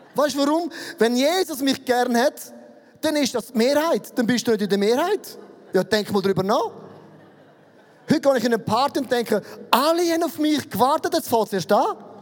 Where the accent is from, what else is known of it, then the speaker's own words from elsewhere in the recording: Switzerland; ich bin ein Schweizer